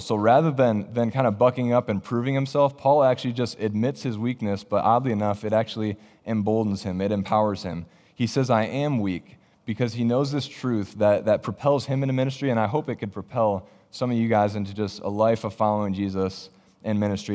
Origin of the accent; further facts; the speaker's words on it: Michigan, United States; moved away as an adult; also born or lived in Ohio; now in Iowa, United States; my family and I, we're originally from Michigan.